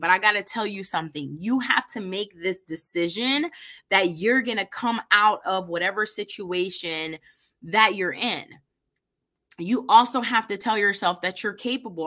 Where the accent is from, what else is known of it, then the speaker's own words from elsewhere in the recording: East Coast, United States; now in Indianapolis, United States; I'm originally from the East Coast